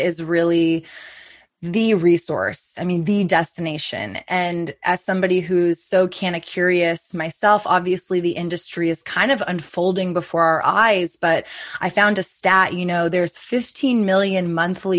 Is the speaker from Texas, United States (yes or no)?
yes; Austin, Texas, United States; my hometown in Austin